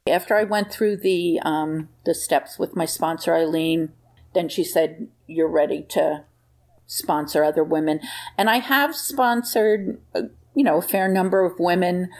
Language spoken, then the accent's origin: English; New Jersey, United States; I was from New Jersey